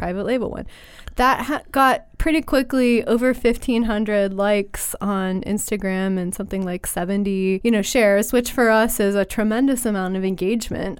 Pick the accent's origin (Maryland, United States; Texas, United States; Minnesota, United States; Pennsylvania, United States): Pennsylvania, United States; Western; I grew up in Western Pennsylvania.